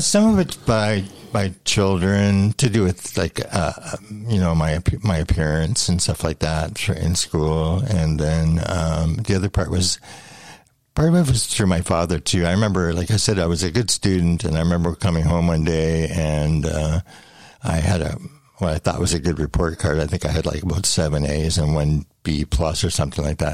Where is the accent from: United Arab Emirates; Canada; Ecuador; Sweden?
Canada; London, Ontario; also born or lived in Thorndale, Ontario; I was born in London, Ontario, and I grew up actually uh, for the first 16 years of my life in the country. My grandfather had a farm